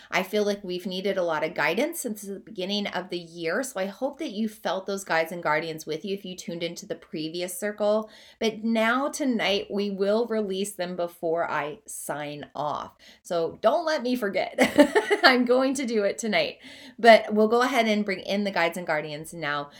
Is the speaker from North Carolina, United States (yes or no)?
no; Oklahoma, United States; moved away as an adult; also born or lived in Southeast Iowa; now in Iowa, United States; I'm from Oklahoma. That's where I grew up. I now live in Southeast Iowa, but I spent the first eighteen years of my life in Oklahoma